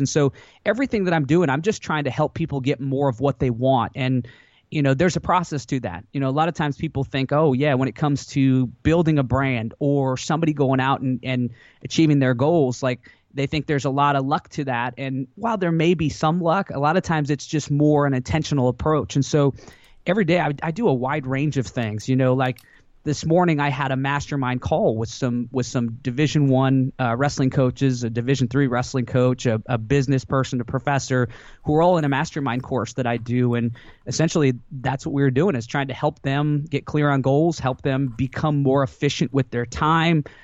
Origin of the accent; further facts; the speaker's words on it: Washington, United States; also born or lived in Alaska; my parents moved me to Washington State when I was pretty young